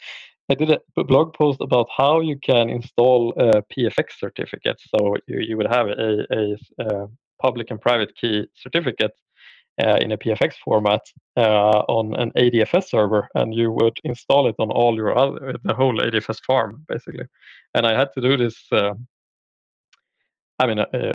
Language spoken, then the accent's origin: English; Linköping, Östergötland, Sweden; I'm from Sweden. So I live in outside of Linköping, Sweden, which is basically in the southern parts. Born and raised here